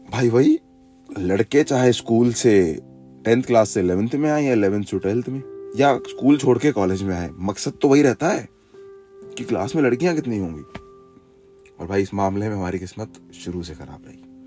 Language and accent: Hindi; Jaipur, Rajasthan, India; मैं यहाँ जयपुर से हूँ